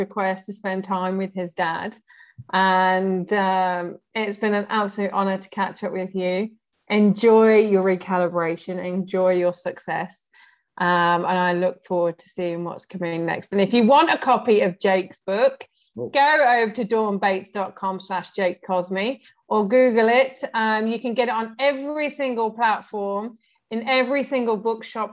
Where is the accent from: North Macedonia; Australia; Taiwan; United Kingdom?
United Kingdom; also born or lived in Arab world; now in Brazil; I lived in the Arab world. I'm in Brazil as well. I'm on Latino time. I'm British